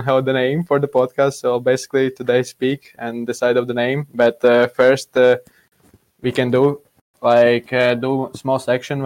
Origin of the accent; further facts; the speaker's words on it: Latvia; we are from Latvia